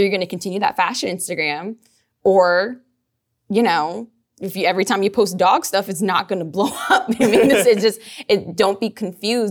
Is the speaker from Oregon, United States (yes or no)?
no; New Orleans, Louisiana, United States; I'm from New Orleans. I'm from the West Bank of New Orleans